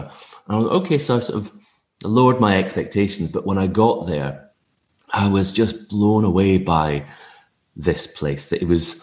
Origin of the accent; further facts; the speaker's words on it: Tobermory, Scotland, United Kingdom; I grew up on the Isle of Mull